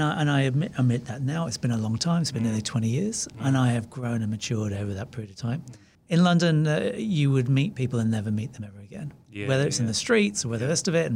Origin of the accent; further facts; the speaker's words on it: New Zealand; Maybe part of that is being Kiwi.